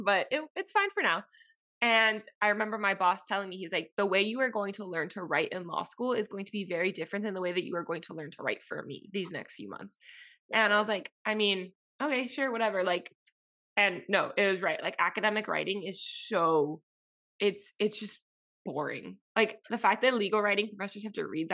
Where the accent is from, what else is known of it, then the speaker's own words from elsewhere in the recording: Miami, Florida, United States; moved away as an adult; growing up in Miami, it's insular